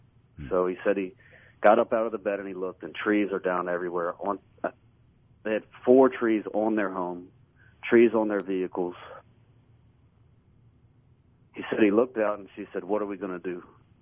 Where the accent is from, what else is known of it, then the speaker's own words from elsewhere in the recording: Tupelo, Mississippi, United States; So I shared with him, I'm from Tupelo, Mississippi.